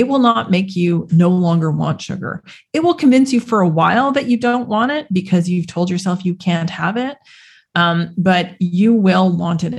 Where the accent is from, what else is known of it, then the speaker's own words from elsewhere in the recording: Canada; where I grew up in Canada